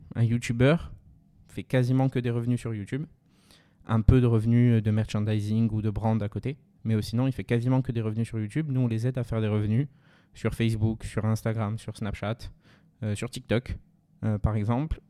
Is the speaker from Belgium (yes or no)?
no; Ajaccio, Corsica, France; moved away as an adult; also born or lived in Paris; je suis né à Ajaccio, j'ai fait ma scolarité à Ajaccio jusqu'à la prépa.